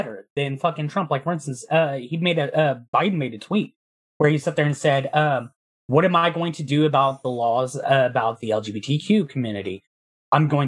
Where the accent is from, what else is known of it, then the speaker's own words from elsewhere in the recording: Texas, United States; I grew up in Texas